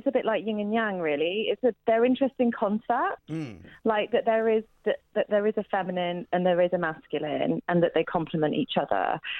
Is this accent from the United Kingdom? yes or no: yes; Midlands, United Kingdom; I'm from the Midlands.